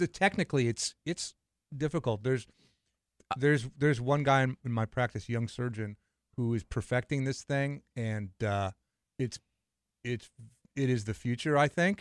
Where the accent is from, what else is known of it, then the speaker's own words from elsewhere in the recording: Los Angeles, California, United States; I grew up in L A.